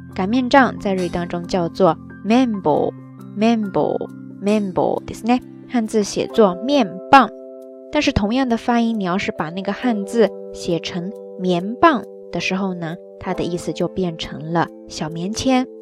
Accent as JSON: {"language": "Chinese", "region": "southern China", "country": "China", "also_born_or_lived": "Qingdao, Shandong", "moved": "as an adult", "said": "我是南方人"}